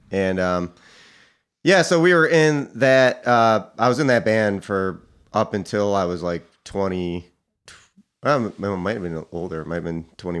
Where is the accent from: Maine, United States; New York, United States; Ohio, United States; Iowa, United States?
New York, United States; also born or lived in Richmond, United States; now in Philadelphia, United States; No, I'm from Cortland County, New York, which is by Syracuse and Ithaca. Yeah. Then I moved to Richmond, and then back up to Philly.